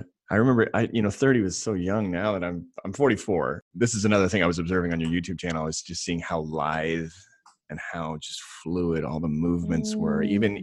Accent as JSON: {"language": "English", "region": "Alaska", "country": "United States", "also_born_or_lived": "Hawaii", "said": "I'm from Alaska and Hawaii."}